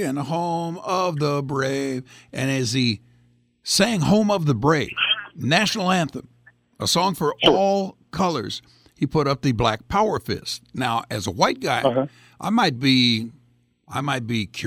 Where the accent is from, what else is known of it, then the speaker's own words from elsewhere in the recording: Greece; now in United States; I'm an immigrant from Greece